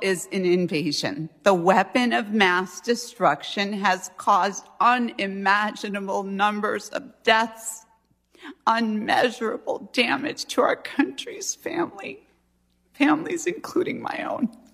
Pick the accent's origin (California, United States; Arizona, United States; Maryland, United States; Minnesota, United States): Arizona, United States; we're Christians and we're conservative, we're from Arizona